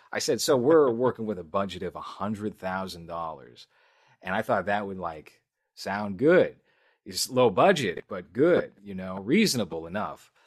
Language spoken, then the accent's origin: English; Boston, Massachusetts, United States; I'm from Boston